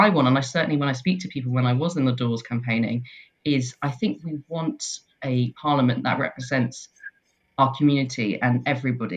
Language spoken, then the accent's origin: English; London, United Kingdom; now in Leith, United Kingdom; I was born in London